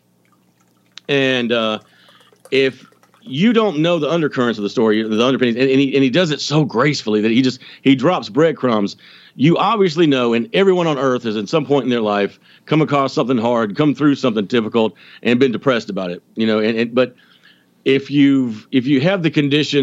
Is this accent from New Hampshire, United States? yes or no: no; Georgia, United States; I'm from Georgia. I'm not that Southern